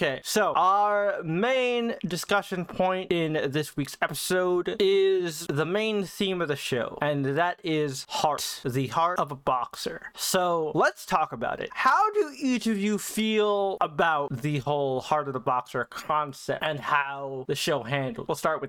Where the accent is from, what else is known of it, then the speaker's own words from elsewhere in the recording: Philippines; Not just because I'm Filipino, but because Pacquiao went from this poor kid in the Philippines